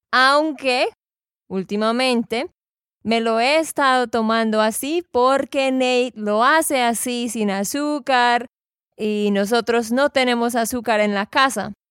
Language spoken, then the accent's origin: Spanish; Santander, Colombia; de Santander, Colombia.